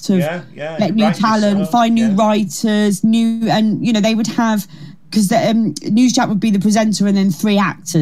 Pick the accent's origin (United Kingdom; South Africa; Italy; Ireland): United Kingdom; Kent, South East England; She's from Kent, like me.